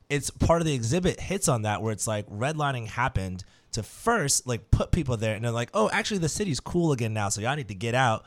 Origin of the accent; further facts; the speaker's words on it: Brooklyn, New York, United States; now in New Orleans, United States; where I grew up in Brooklyn